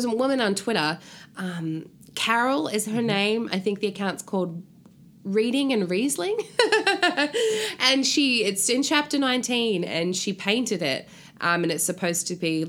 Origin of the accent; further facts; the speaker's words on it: New Zealand; New Zealand, which is my home country